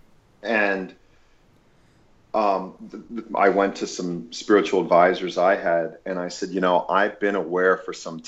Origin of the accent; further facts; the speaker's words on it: Lancaster County, Pennsylvania, United States; moved away; also born or lived in Los Angeles, California; as a child growing up in Lancaster County, Pennsylvania